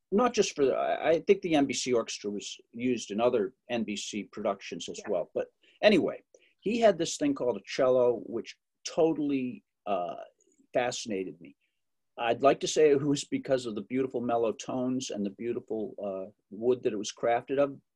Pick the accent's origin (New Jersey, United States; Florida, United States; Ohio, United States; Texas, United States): Ohio, United States; accent: Ohio accent; now in Boston, United States; I think maybe I kept my Ohio accent because I don't really have the Boston accent that you hear in the movies.